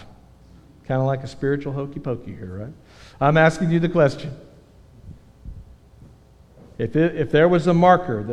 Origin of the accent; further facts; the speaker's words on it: Texas, United States; I'm a Texan